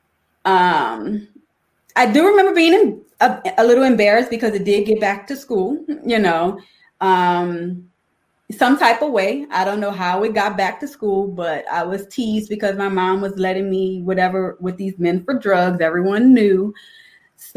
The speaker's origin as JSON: {"language": "English", "town": "New Orleans", "region": "Louisiana", "country": "United States", "tie": "born or raised there", "moved": "yes", "lives_now": "Chicago, United States", "said": "I'm from New Orleans and both of my parents were drug addicted"}